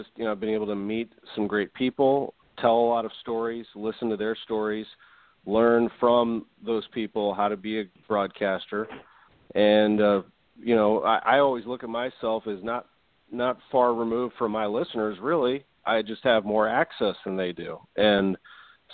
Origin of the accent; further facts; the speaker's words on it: St. Louis, Missouri, United States; also born or lived in Indiana; growing up in St. Louis